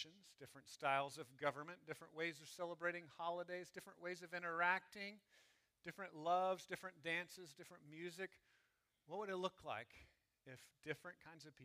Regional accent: Texas, United States; I'm glad I'm a Texan. I'm glad I'm an American. You know, I'm happy about the tribes that I grew up

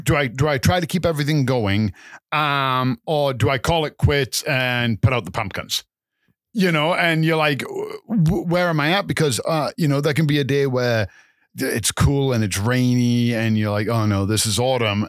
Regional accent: England, United Kingdom; also born or lived in Calgary, Canada; now in Canada; I'm originally from England and I've been in Canada for a number of years

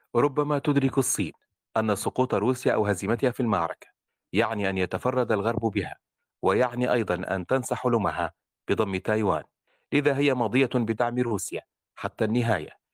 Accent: Libya; وابوي ليبي وامي ليبي وليبي ابا عن جد ندوي ليبي

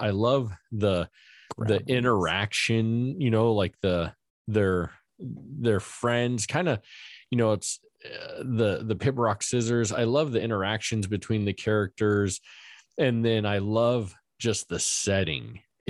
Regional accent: Las Vegas, Nevada, United States; Well, I love the heat. I grew up in Vegas. So I love the heat.

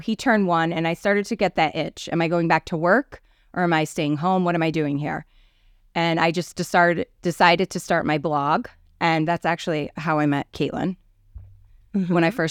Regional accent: Avon, Connecticut, United States; So I've lived in Connecticut my whole life. I grew up in Avon, Connecticut.

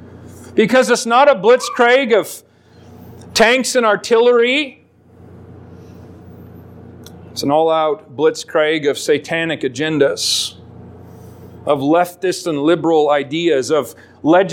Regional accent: Alaska, United States; Growing up in Alaska

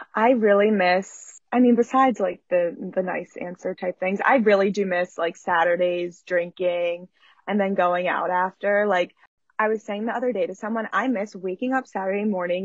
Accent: Philadelphia, Pennsylvania, United States; also born or lived in New York; now in Philadelphia, United States; I'm from Philly

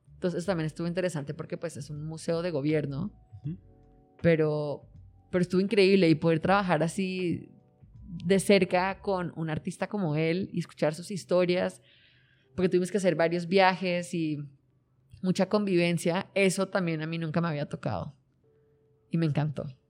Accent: Colombia; now in Mexico; colombiano, igual que yo

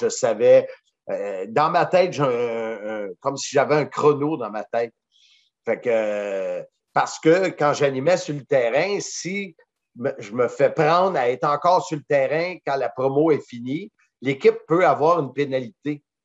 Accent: Salaberry-de-Valleyfield, Quebec, Canada; now in Blainville, Canada; je viens de Valleyfield

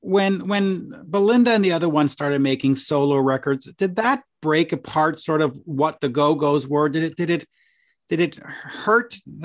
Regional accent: Canada; I'm in my 50s, so I grew up watching you on Much Music up here, not much, you know, we didn't have MTV.

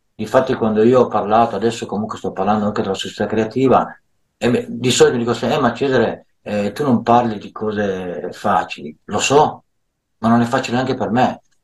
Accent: Milan, Lombardy, Italy; Io sono nato a Milano

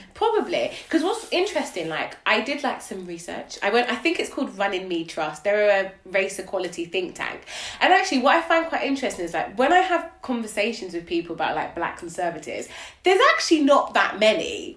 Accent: Nigeria; I'm Nigerian

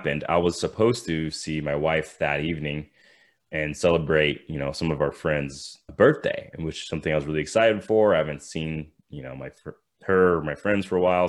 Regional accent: Thousand Oaks, California, United States; I grew up in California in the Thousand Oaks, which is just like a suburb of LA area

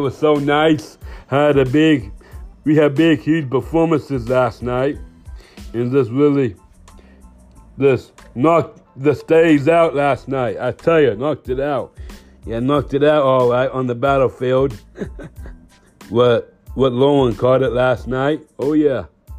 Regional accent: England, United Kingdom; I'm from England.

